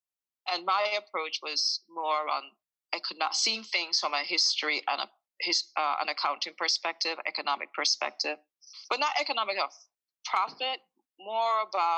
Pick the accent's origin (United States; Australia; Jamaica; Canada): Jamaica; So I'm originally from Jamaica, a small country, and ever since I was maybe 5 years old, I have been attracted to construction sites